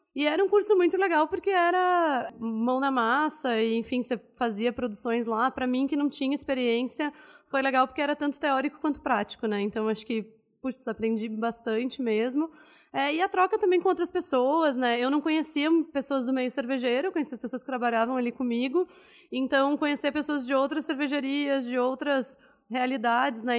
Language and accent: Portuguese; Porto Alegre, Rio Grande do Sul, Brazil; moved away as an adult; also born or lived in Goiás; Eu sou gaúcha de Porto Alegre, nasci e vivi lá até os 24 anos, mais ou menos